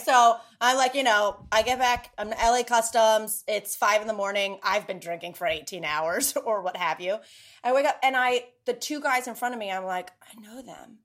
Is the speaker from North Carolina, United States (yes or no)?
yes; North Carolina, United States; I grew up in the South